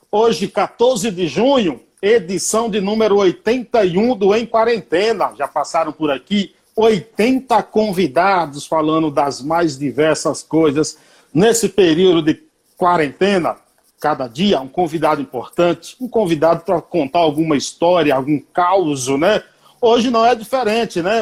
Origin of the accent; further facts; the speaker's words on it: Paiaiá, Bahia, Brazil; em homenagem à minha terra, onde eu nasci